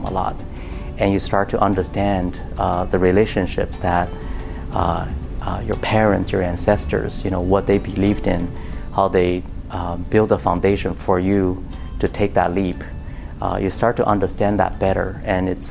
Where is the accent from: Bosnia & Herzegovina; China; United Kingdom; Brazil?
China; moved away as an adult; also born or lived in Austin, Texas; now in United States; when I grew up in China